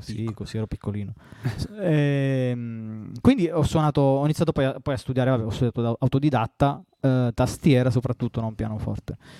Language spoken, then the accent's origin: Italian; Southern Italy, Italy; accent: southern Italian; io non ho una pronuncia da madrelingua inglese e nemmeno da madrelingua italiano perché sono terrone